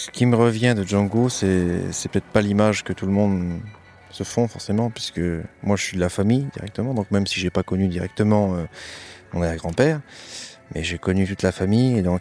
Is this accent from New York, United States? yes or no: yes; New York, United States; French is a second language; now in New Orleans, United States; ouais, de New York, et j'habite maintenant à Nouvelle-Orient